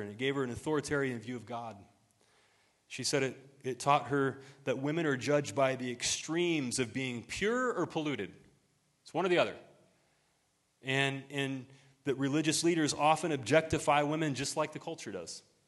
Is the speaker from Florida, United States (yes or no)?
no; Ohio, United States; moved away; my hometown back in Ohio